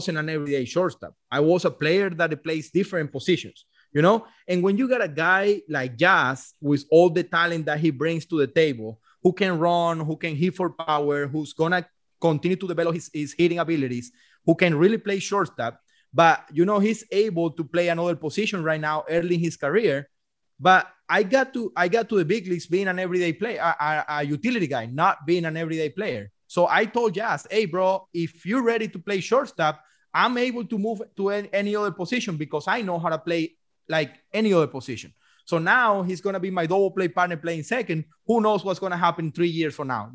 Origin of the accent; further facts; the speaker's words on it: Venezuela; moved away; I'm coming from Venezuela